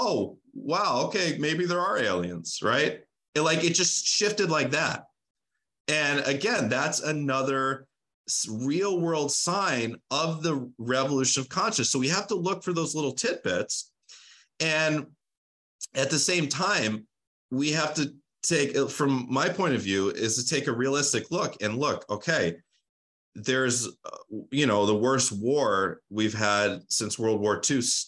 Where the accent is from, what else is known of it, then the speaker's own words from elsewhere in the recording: United States; I am an American